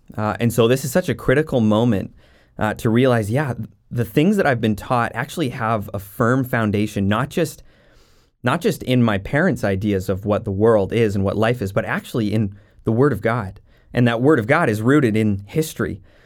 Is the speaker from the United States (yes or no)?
no; Jasper, Alberta, Canada; also born or lived in Saskatchewan; now in Maple Ridge, Canada; growing up in Jasper, Alberta, right in the Rocky Mountains.